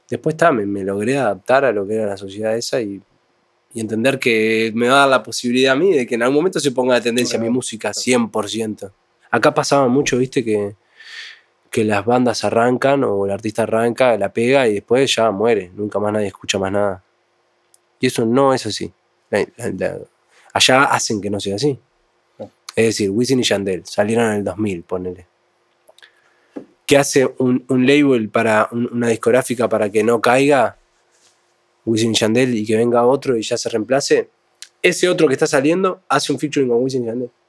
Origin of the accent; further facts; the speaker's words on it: Uruguay; yo soy uruguayo.